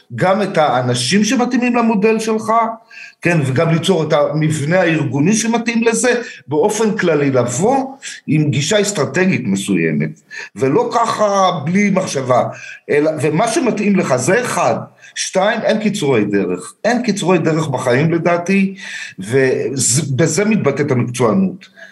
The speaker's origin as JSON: {"language": "Hebrew", "town": "Herzliya", "region": "Tel Aviv District", "country": "Israel", "tie": "born or raised there", "moved": "as an adult", "lives_now": "Beersheba, Israel", "said": "אני גדלתי, נולדתי בתל אביב, גדלתי בהרצליה, הגעתי לבאר שבע לפני 25 שנה בערך"}